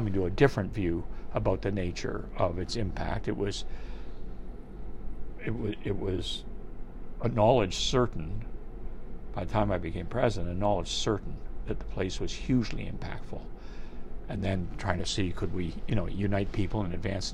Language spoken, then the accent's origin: English; Toronto, Ontario, Canada; I learned to swim at Harthouse Pool as a young boy, I learned to skate at Varsity Arena when it used to be family skating at Varsity Arena